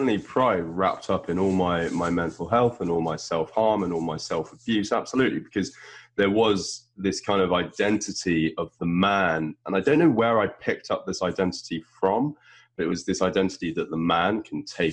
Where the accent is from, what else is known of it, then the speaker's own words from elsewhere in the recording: United Kingdom; From my vernacular, which I am British